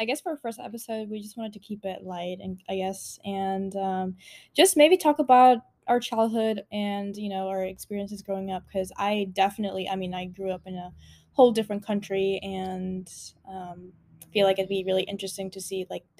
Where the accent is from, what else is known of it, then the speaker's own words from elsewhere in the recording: Panama; also born or lived in Costa Rica; now in Texas, United States; I was born in Costa Rica, and then at the age of 5, my mom and I moved to Panama.